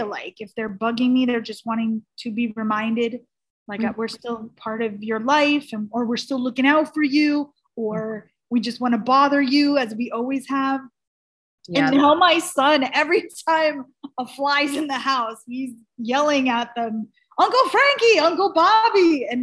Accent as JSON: {"language": "English", "region": "New Jersey", "country": "United States", "tie": "born or raised there", "also_born_or_lived": "New York City", "moved": "yes", "said": "I'm from New Jersey, grew up there in New York City"}